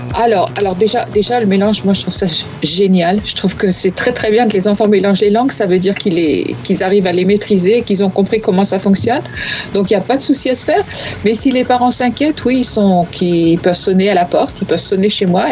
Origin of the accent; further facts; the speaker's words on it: northern France, France; je viens de, du nord, comme toi.